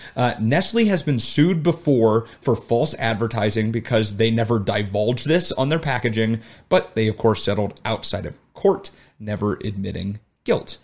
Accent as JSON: {"language": "English", "region": "Arizona", "country": "United States", "tie": "born or raised there", "moved": "yes", "lives_now": "Chicago, United States", "said": "me growing up in Arizona"}